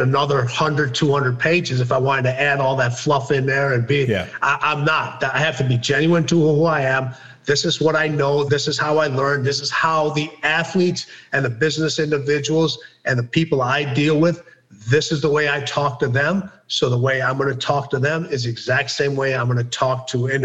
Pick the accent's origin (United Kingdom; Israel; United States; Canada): United Kingdom; Wolverhampton, West Midlands; I was born in Wolverhampton, England